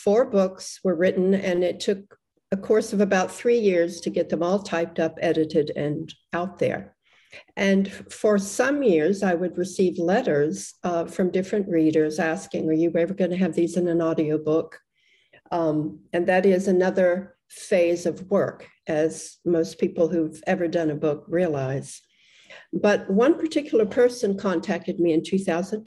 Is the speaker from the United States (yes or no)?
no; Australia